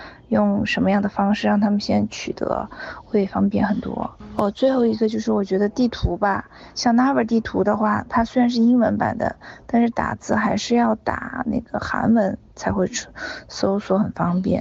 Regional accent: China; 我来自中国，嗯，二月二号来的，通过自由行的方式，因为中国过年太无聊了

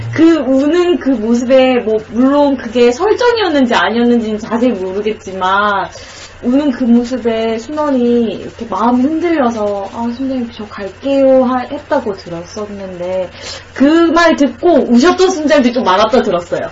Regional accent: Gyeongsang, South Korea; 저는 경상도 사람이라서

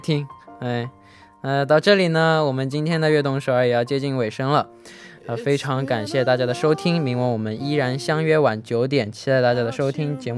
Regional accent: Shanghai, China; 我给大家隆重隆重隆重的公布一下，就是我的家乡上海。

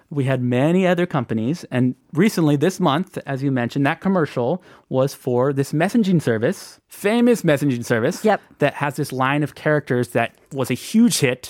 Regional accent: United States; I'm American

